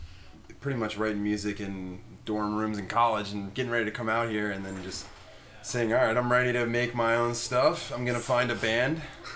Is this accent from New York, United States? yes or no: no; Wildwood, New Jersey, United States; Me and my brother are both from Wildwood, New Jersey.